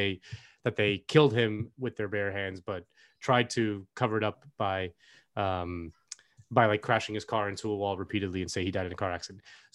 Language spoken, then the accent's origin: English; Miami, Florida, United States; now in Los Angeles, United States; I come from Miami, which has an incredible nightlife